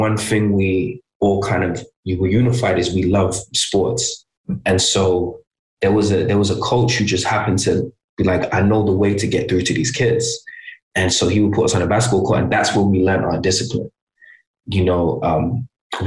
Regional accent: Birmingham, West Midlands, United Kingdom; moved away; also born or lived in London; I'm from Birmingham

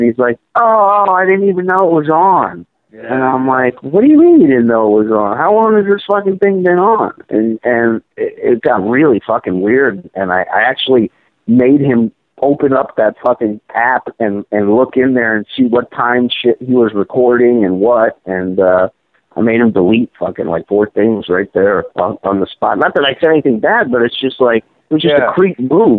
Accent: Israel; born there; even though I was born in Israel, I've just never gotten along with Orthodox Jews for some reason.

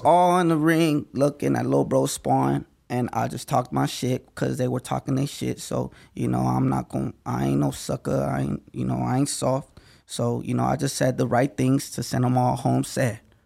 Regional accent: Las Vegas, Nevada, United States; I'm from Las Vegas

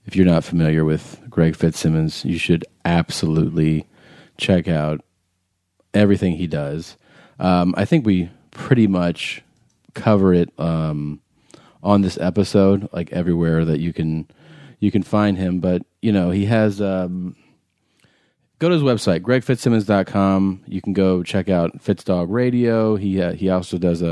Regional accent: Ohio, United States; That's my home state

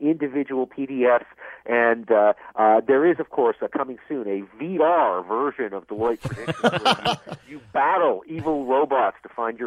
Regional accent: Vancouver, British Columbia, Canada; moved away; I grew up out in Vancouver

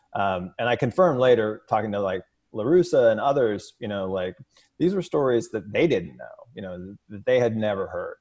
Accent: Edwardsville, Illinois, United States; I grew up in Edwardsville, Illinois, which is small Main Street, U S A town, uh, just outside of Saint Louis

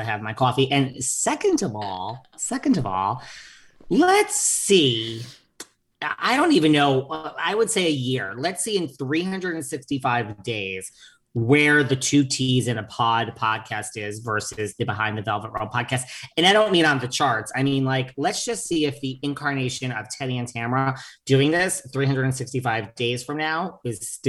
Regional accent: New York, United States; I'm a single jaded New Yorker

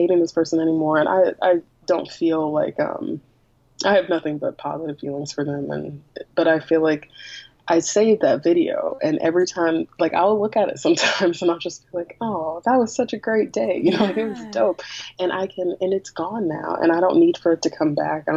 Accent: Greensboro, North Carolina, United States; now in Durham, United States; I grew up in Greensboro, North Carolina, which is about an hour from where I live now, which is Durham, North Carolina

